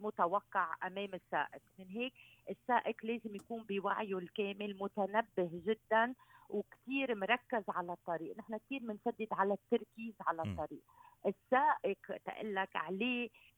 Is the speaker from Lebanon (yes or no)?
yes; Lebanon; عندنا بلبنان